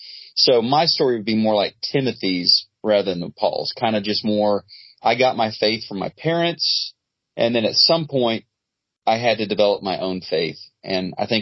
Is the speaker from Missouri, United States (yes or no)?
yes; Neosho, Missouri, United States; moved away as an adult; also born or lived in Brazil / Oklahoma; now in Dallas, United States; I grew up in Southwest Missouri, a little town called Neosho.